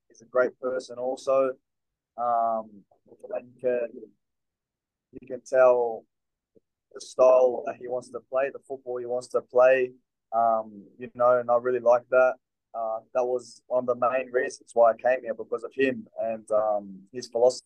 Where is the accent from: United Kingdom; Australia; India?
Australia; Melbourne, Victoria; moved away as an adult; also born or lived in Italy; now in Newcastle, Australia; I'm from Melbourne, and every time I go there, my family's there